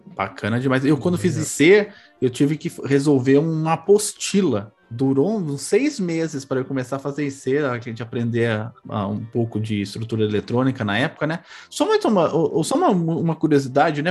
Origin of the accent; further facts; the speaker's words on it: São Paulo, Brazil; Sou do Carandiru. Eu cresci, me desenvolvi no Carandiru, não na penitenciária, no bairro